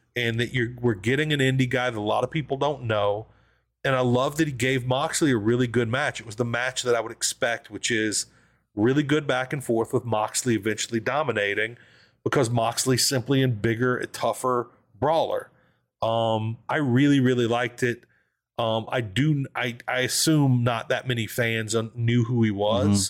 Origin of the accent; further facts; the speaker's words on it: the South, United States; I grew up in the South